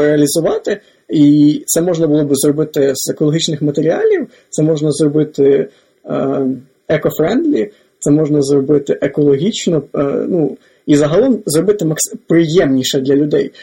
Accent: Lviv Oblast, Ukraine; я сам з Львівської області

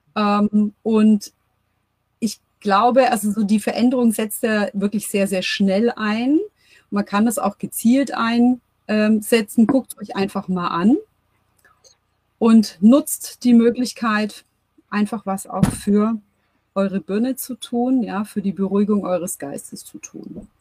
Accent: Germany; bei uns in Deutschland

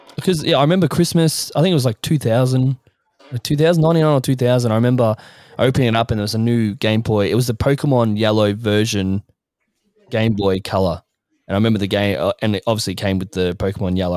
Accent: Australia; as an Australian

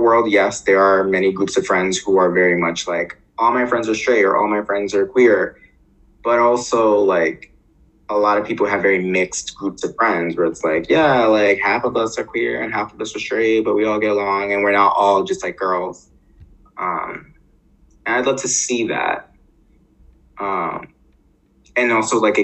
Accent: New York City, New York, United States; I grew up in Harlem

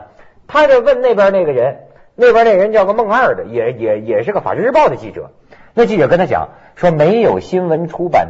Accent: China; 我们大陆这边啊

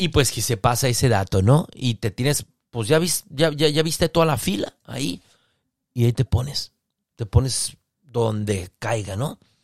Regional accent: Mexicali, Baja California, Mexico; De Mexicali

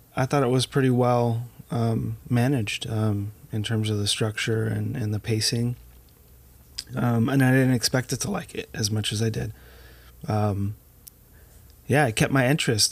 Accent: United States; I'm American

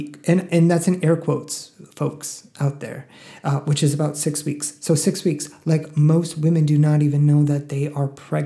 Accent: the Northeast, New York, United States; now in Texas, United States; I'm from the Northeast

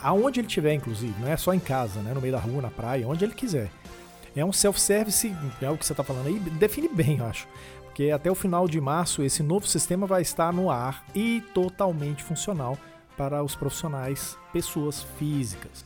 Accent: Brazil; A gente é brasileiro

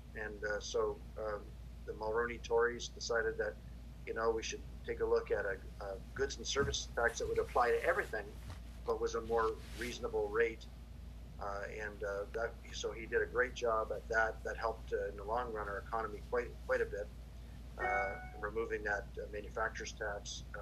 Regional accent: Kingston, Ontario, Canada; moved away; also born or lived in Hamilton area, Ontario; my hometown is Kingston. I was born there.

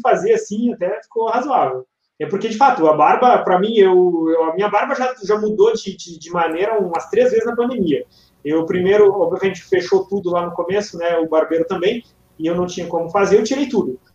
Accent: north of Rio Grande do Sul, Brazil; Eu sou lá do norte do estado do Rio Grande do Sul, colonização italiana.

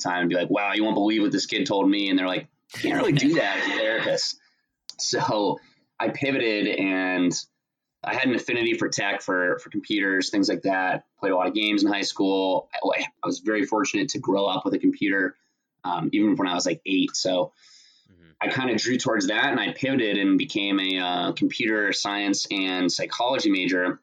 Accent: Central Florida, United States; moved away as an adult; I grew up in Florida, in Central Florida

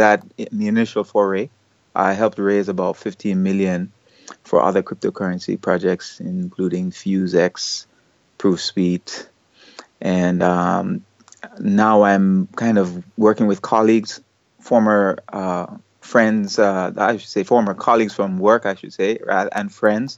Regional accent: Jamaica; moved away as an adult; now in South Korea; It's really nice to be a Jamaican, especially in South Korea

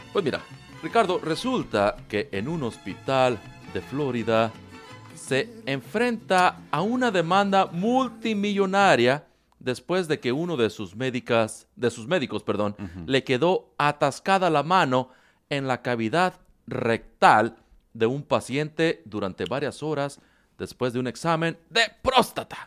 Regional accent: Mexico; cómo somos los mexicanos

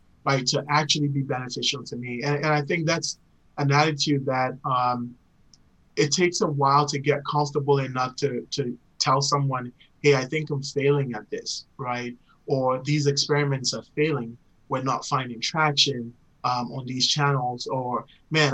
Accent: Ghana; moved away; growing up in Ghana

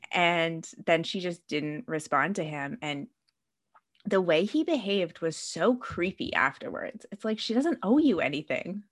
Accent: Canada; I'm Canadian

